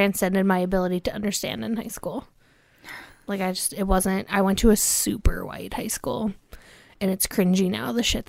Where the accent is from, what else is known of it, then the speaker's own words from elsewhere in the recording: Cincinnati, Ohio, United States; But I also grew up in Cincinnati, Ohio.